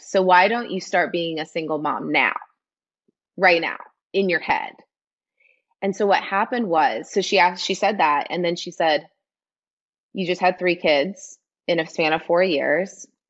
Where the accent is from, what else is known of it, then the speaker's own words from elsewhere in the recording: Midwest, United States; moved away; I'm from the Midwest, grew up in a town of 800 people